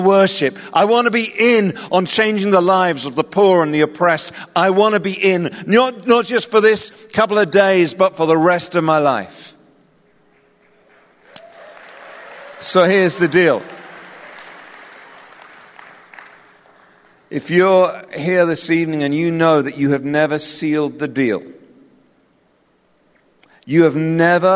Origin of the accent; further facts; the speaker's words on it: England, United Kingdom; accent: English; my weird English accent